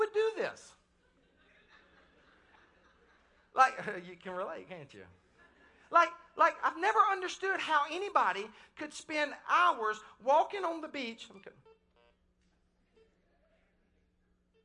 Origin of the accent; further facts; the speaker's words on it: the Carolinas, United States; I was born in the Carolinas. And so I'm a coastal boy